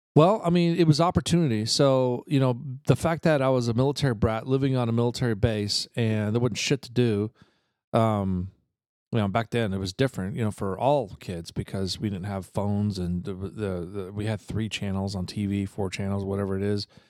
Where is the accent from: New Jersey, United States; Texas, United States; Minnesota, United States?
New Jersey, United States; Eatontown; moved away; where I grew up in New Jersey, uh, Fort Monmouth in Eaton Town